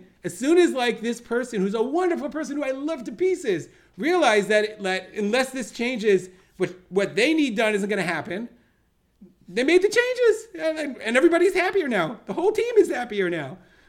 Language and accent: English; United States; now in Israel; I'm being so American about this.